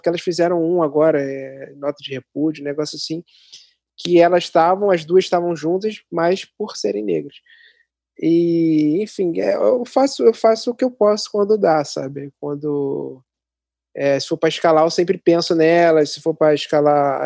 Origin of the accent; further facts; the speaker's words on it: Nova Iguaçu, Rio de Janeiro, Brazil; also born or lived in Mesquita; como eu sou aqui de Nova Iguaçu e moro perto de Mesquita